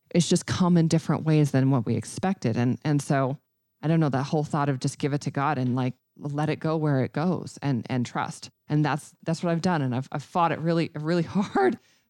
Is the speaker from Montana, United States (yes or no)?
yes; Red Lodge, Montana, United States; And so we're doing a grand opening of a little bitty tiny office in Red Lodge. So